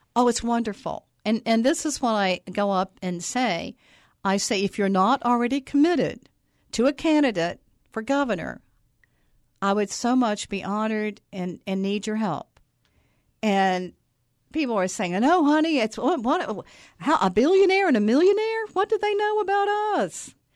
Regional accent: Buzzard Rock Mountain, north of Charleston, West Virginia, United States; I grew up on Buzzard Rock Mountain, north of, um, Charleston.

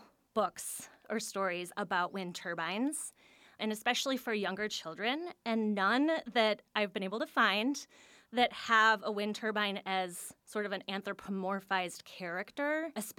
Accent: Washington, District of Columbia, United States; now in Milwaukee, United States; I was so surprised as someone new to the area. And maybe it's because I came from Washington, D.C., which is a city of memorials and monuments.

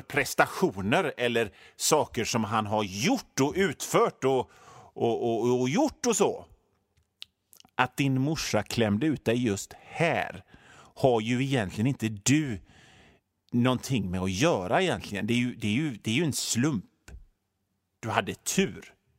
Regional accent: Sweden; jag gillar att bo i Sverige nu eftersom jag är född här och inte känner till någonting annat

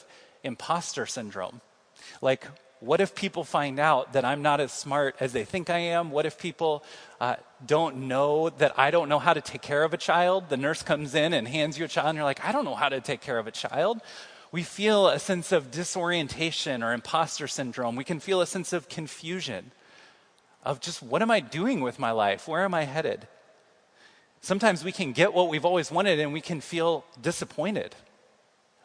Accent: Kansas City, United States; moved away as an adult; now in Iowa City, United States; I'm from Kansas City, and in Kansas City, I kind of know where everything is

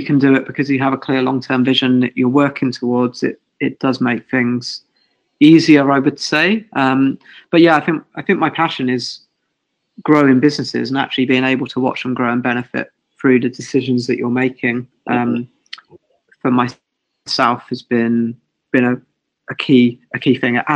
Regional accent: England, United Kingdom; I'm English.

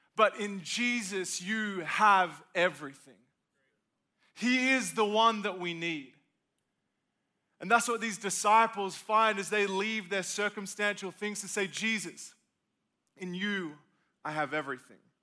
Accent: Australia; now in South Carolina, United States; I'm from Australia, moved to be a part of living in good old South Carolina

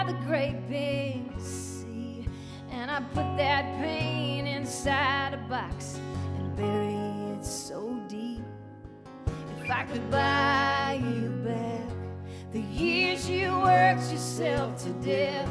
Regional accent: Stoughton, Massachusetts, United States; my hometown, Stoughton, Massachusetts, where I still live. I went to elementary school at the same elementary schools that my husband went

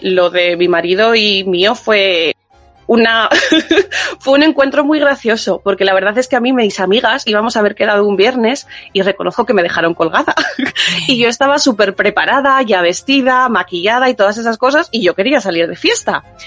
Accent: Spain; now in United Kingdom; yo gran parte era española

